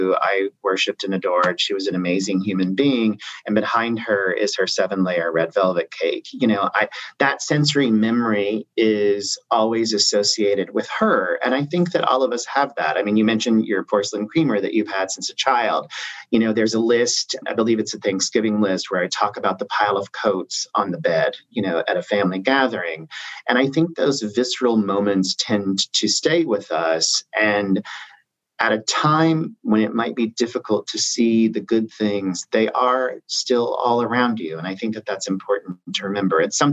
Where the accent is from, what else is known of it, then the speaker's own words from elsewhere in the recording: Southern Illinois, United States; moved away as an adult; now in New York, United States; I grew up in Southern Illinois, and I went to SIU, Southern Illinois University, Carbondale, go Salukis.